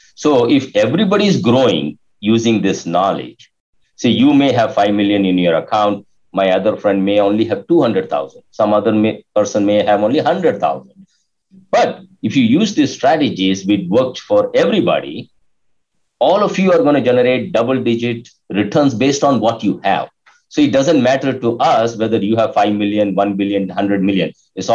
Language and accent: English; India; moved away as an adult; now in United States; when I realized based on my inconsistent results previously from 97, when I came to USA from India, 97 to 2001